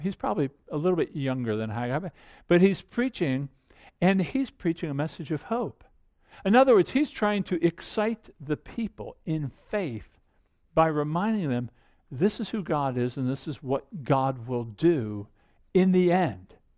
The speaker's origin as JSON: {"language": "English", "town": "Annapolis", "region": "Maryland", "country": "United States", "tie": "born or raised there", "said": "I grew up outside of Annapolis"}